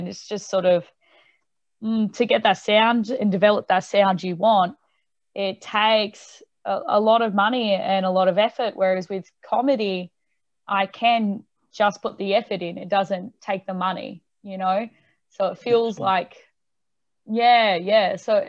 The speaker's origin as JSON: {"language": "English", "town": "Tamworth", "region": "New South Wales", "country": "Australia", "lives_now": "Newcastle, Australia", "said": "So I moved to Newcastle just so I had more opportunities to gig and then do original music and all that sort of stuff."}